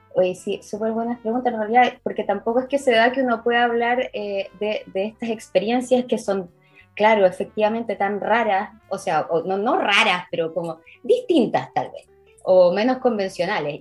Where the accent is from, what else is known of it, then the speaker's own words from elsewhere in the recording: Chile; moved away as an adult; also born or lived in Israel / Edinburgh; yo estudié en el Instituto Hebreo, en la época en el que colegio, en el que mi colegio se hablaba hebreo